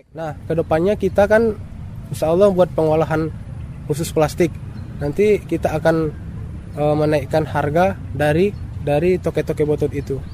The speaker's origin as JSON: {"language": "Indonesian", "area": "Mandailing Natal", "region": "North Sumatra", "country": "Indonesia", "also_born_or_lived": "Medan", "moved": "yes", "said": "saya uh, asalnya dari Mandailing Natal"}